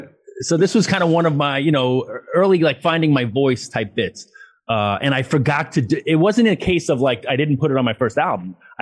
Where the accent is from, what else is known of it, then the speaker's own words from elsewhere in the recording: Queens, New York, United States; cringing at my accent, which is funny. Cause like it's not like I went to finishing school or anything. It's just that over time and getting out of Queens, I guess in traveling a lot, you know, like my accent got tempered a little bit.